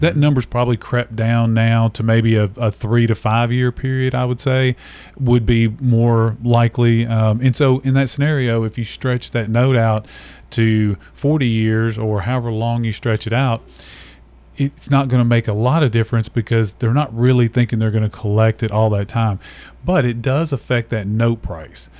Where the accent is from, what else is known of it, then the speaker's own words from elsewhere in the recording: Nashville, Tennessee, United States; I was born and raised in Nashville, so native Nashville